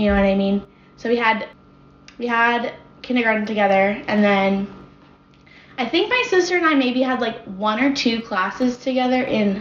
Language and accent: English; Orlando, Florida, United States; moved away as an adult; also born or lived in Tallahassee, Florida; now in Nashville, United States; I'm from Orlando, Florida. So, I lived there until I was 18